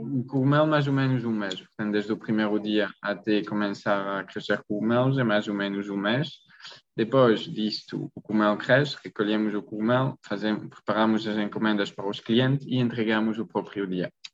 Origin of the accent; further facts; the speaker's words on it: Belgium; Portuguese is a second language; moved away as an adult; also born or lived in Maastricht, Netherlands; now in Portugal; sou da Bélgica, não sou português